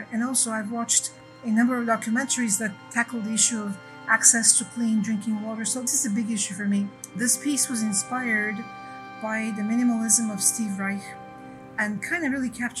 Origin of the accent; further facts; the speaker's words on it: Bulgaria; moved away as an adult; now in California, United States; I come from Bulgaria, where the summer is very, very dry. And then I live in California. I've lived in California for 20 years now, where we have catastrophic droughts.